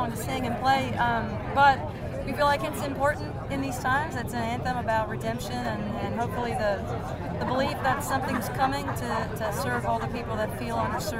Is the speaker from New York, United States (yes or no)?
no; Seattle, Washington, United States; We're from Seattle.